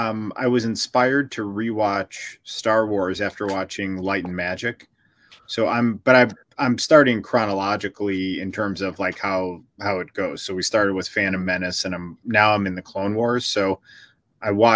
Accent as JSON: {"language": "English", "town": "Chicago", "region": "Illinois", "country": "United States", "said": "I'm from Chicago. Chicago's Midwest"}